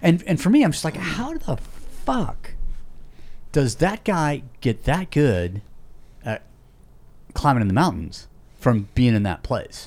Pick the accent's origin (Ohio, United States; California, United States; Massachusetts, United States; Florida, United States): California, United States; Yosemite; I was born in Yosemite